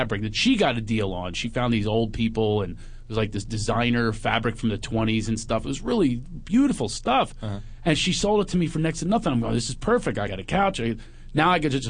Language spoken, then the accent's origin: English; Philadelphia, Pennsylvania, United States; moved away; also born or lived in West Hollywood; I'm from Philly